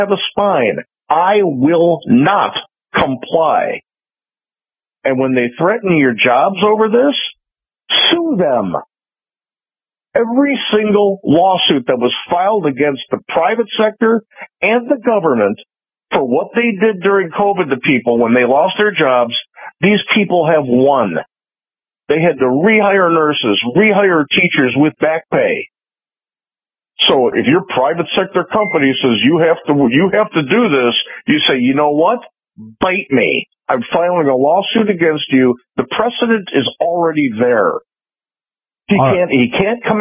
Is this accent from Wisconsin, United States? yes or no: no; Chicago, Illinois, United States; now in Florida, United States; I grew up in Chicago.